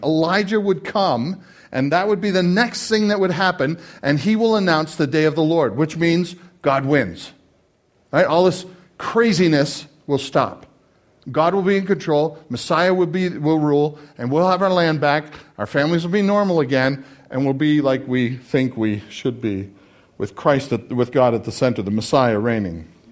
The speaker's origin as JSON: {"language": "English", "country": "Canada", "said": "I'm Canadian"}